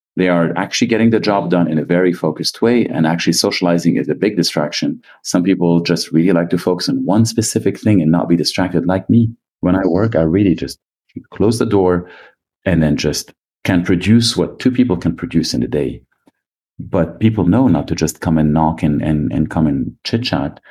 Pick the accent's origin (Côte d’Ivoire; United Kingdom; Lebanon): Lebanon; I grew up in Lebanon